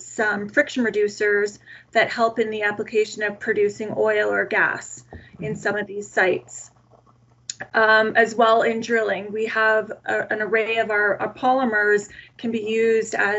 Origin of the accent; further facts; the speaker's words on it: Calgary, Alberta, Canada; I was born and raised in Calgary, Alberta, Canada